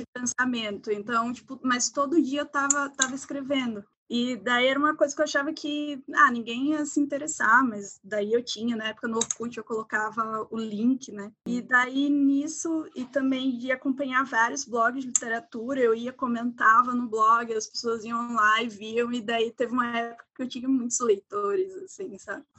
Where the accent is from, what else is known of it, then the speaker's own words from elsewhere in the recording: Maceió, Alagoas, Brazil; moved away as an adult; now in Curitiba, Brazil; sou de Maceió, de Alagoas.